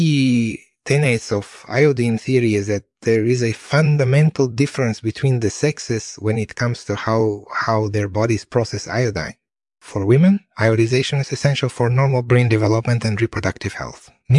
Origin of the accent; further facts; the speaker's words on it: Russia; moved away as an adult; also born or lived in Toronto, Canada; I was born and raised in Russia